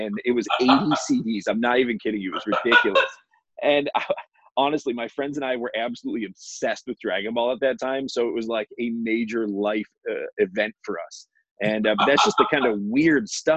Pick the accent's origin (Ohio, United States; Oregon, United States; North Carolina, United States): Ohio, United States; moved away; I'm from Ohio originally.